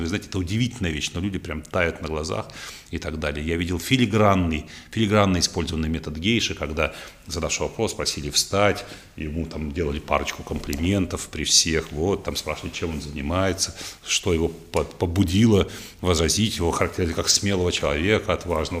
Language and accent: Russian; Odesa, Odesa Oblast, Ukraine; moved away; в моем родном городе Одессе